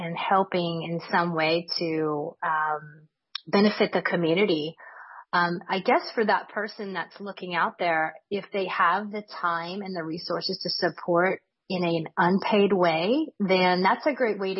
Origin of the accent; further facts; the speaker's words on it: Louisiana, United States; my home state of Louisiana